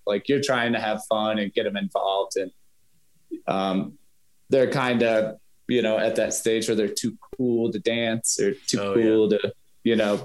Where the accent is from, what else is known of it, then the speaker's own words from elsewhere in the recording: United States; being an American